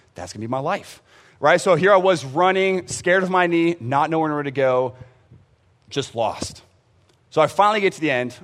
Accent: San Antonio, Texas, United States; I grew up in San Antonio for the most part. We traveled around, um, but San Antonio wa, was where I graduated

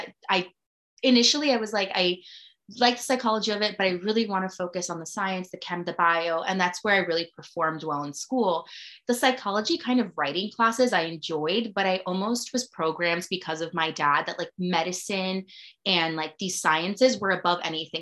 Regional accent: Miami, Florida, United States; moved away as an adult; now in New York, United States; I'm from Miami, as you mentioned. I'm not from New York.

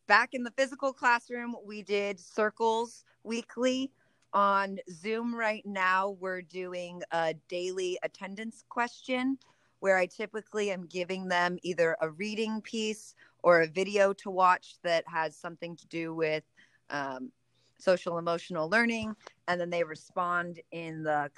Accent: Orange County, California, United States; moved away as an adult; also born or lived in Peru; now in Visalia, United States; I am originally from Orange County.

